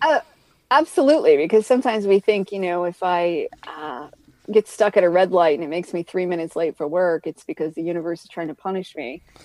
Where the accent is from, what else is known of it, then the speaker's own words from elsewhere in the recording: Maine, United States; moved away; I'm from Maine